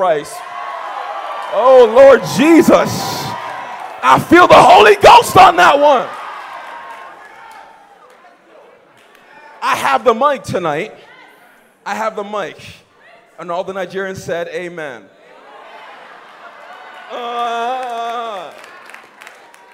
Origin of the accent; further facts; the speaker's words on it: Canada; I'm Canadian